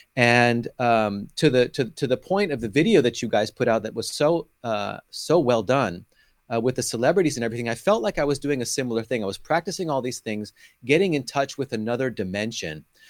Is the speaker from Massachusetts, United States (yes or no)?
no; California, United States; now in Tel Aviv, Israel; was born and raised in California, where you are right now